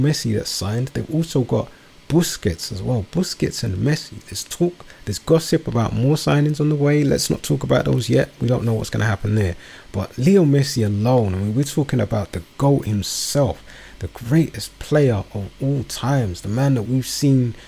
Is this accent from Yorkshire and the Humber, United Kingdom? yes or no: no; London, United Kingdom; my borough where I was born and raised. Shout out to Woburn Forest